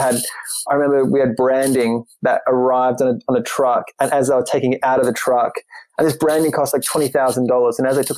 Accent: Queensland, Australia; now in Ireland; a place that was our kind of go-to holiday destination growing up in Queensland. Issue is, being in Ireland

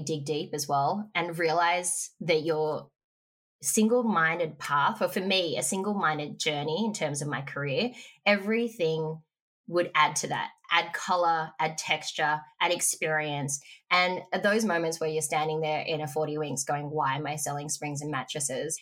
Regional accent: Mornington Peninsula, Victoria, Australia; moved away; also born or lived in Melbourne; I grew up on the Mornington Peninsula

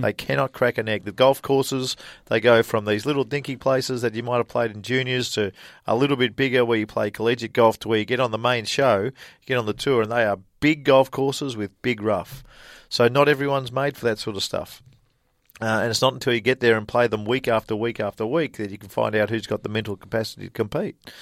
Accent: Australia; moved away as an adult; also born or lived in Lubbock, Texas, United States; "Where are you from?" And I said, "Australia."

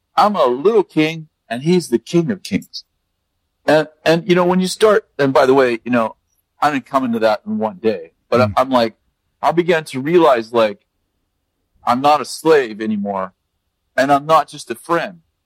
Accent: United States; I'm American

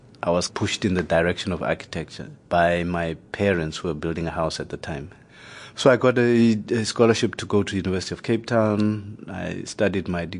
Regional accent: Lesotho; also born or lived in South Africa; My background, I was born in Lesotho. My origins are in Lesotho

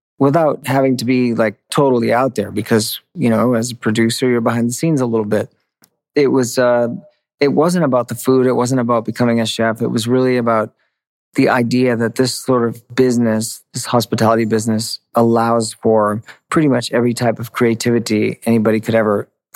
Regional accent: Maine, United States; moved away; I grew up in Maine

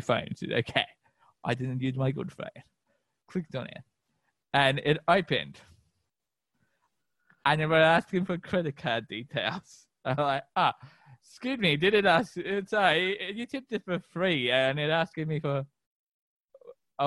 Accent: Melbourne, Victoria, Australia; we're from Melbourne. We're all over Melbourne. We live everywhere.

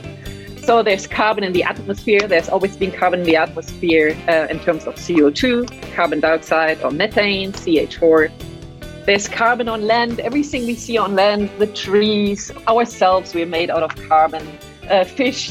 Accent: Berlin, Germany; moved away as an adult; also born or lived in France / Senegal; now in Sydney, Australia; I grew up in Germany. That's why I have a weird accent. Apologies. In Berlin, and that's where I did my high school.

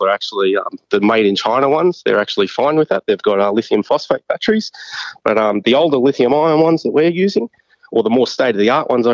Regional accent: Brisbane, Queensland, Australia; I'm from Brisbane

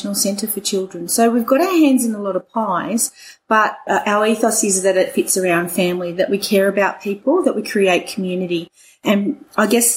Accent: England, United Kingdom; moved away as an adult; now in Orange, Australia; I'm English and my husband's Welsh, and so we grew up in England

